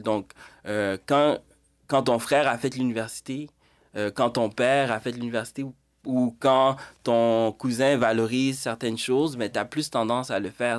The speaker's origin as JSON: {"language": "French", "town": "Montreal", "region": "Quebec", "country": "Canada", "tie": "born or raised there", "also_born_or_lived": "Haiti", "said": "en Haïti, grandi à Montréal"}